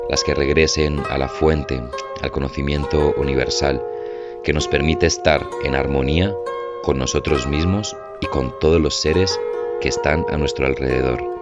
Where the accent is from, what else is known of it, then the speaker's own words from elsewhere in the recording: Madrid, Community of Madrid, Spain; moved away as an adult; also born or lived in Medellín, Colombia; now in Colombia; Yo nací en Colombia, en Medellín, en 1995. Eh, fui a España a vivir, a Madrid, y crecí toda mi vida allí. Y a los 19 años, por temas de la crisis, por temas de la universidad, decidí cambiar mi vida por completo y regresar